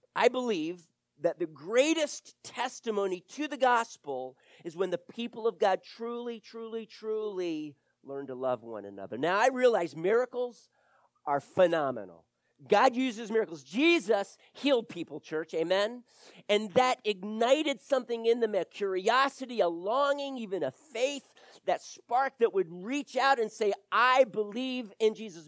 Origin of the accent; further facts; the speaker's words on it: Wilmington, Delaware, United States; now in Florida, United States; I grew up in Wilmington, Delaware